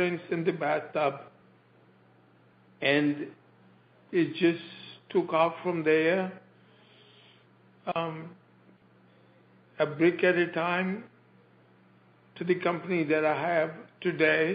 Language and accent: English; India; moved away as an adult; now in United States; I came from India